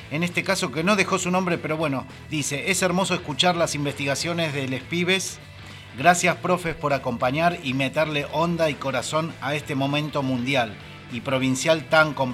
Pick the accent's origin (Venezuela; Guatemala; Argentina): Argentina; El Hoyo, Chubut; del hoyo vengo.